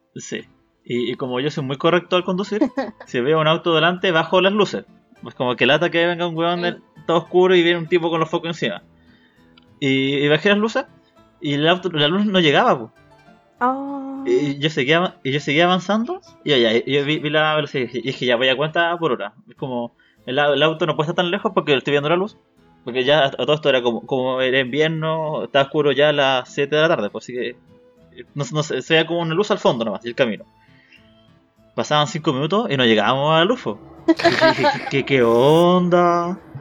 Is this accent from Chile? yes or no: yes; Chile; como buen chileno